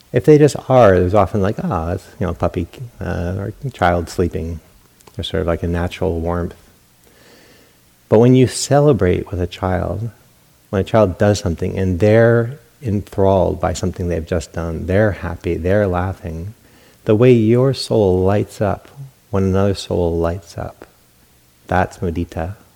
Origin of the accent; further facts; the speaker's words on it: New England, United States; now in California, United States; Growing up in New England, because of those bitter winters and that Yankee mentality, good news was shared